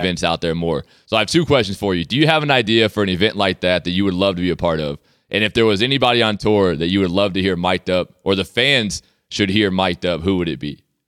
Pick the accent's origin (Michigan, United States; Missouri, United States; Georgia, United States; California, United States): Georgia, United States; Sea Island; now in Canada; my hometown